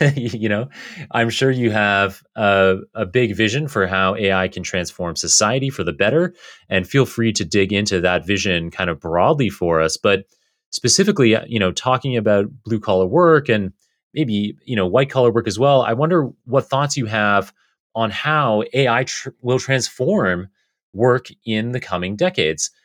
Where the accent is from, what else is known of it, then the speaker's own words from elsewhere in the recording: Canada; now in United States; growing up in Canada or living now in the U S